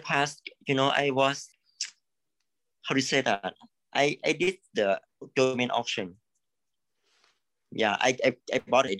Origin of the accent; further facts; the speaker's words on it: Thailand; Actually, I'm from Thailand.